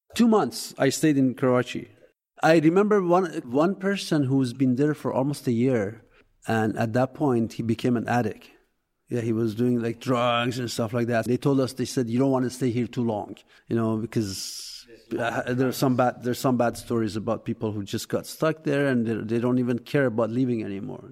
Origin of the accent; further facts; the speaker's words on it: Masjed Soleyman, Khuzestan, Iran; English is a second language; now in Eugene, United States; I was born in a small town called Masjid Suleiman in southern Iran